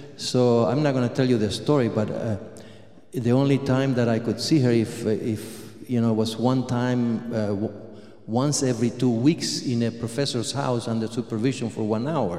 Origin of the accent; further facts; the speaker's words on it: Argentina; moved away; I was born in Argentina